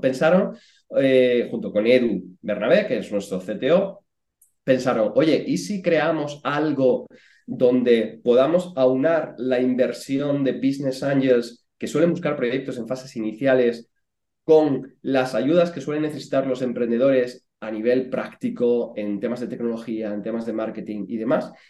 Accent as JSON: {"language": "Spanish", "town": "Puebla de la Calzada", "region": "Extremadura", "country": "Spain", "tie": "born or raised there", "also_born_or_lived": "Madrid", "moved": "as an adult", "said": "yo vengo de un pueblo pequeñito de, Badajoz que se llama Puebla de la Calzada y hasta los 18 años, pues yo estaba ahí en mi pueblo con, con mi familia"}